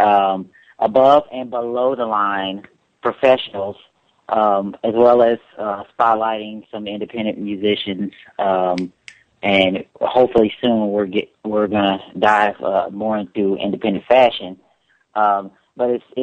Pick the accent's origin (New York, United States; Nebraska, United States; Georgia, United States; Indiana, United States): Indiana, United States; Indianapolis; moved away; also born or lived in Dallas, Texas / Los Angeles; I am actually from Indianapolis, Indiana